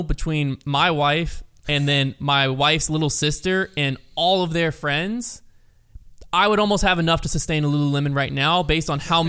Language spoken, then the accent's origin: English; Lynchburg, Virginia, United States; I grew up in Lynchburg